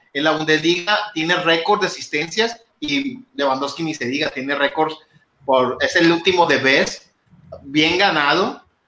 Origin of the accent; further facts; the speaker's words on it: Monterrey, Nuevo León, Mexico; siendo regiomontano